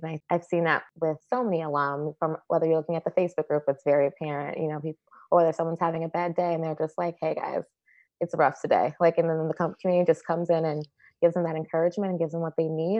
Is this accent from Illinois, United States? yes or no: yes; Chicago, Illinois, United States; I did MAPE in Chicago, my hometown